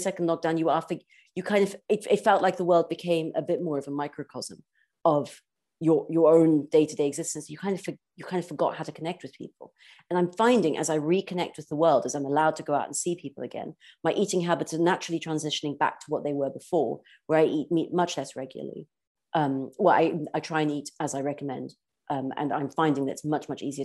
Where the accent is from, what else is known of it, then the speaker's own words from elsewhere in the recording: South Africa; I grew up in South Africa and in a beautiful environment